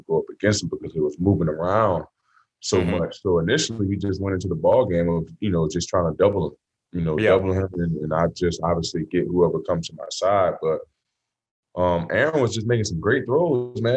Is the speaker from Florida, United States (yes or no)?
yes; Florida, United States; I'm from Florida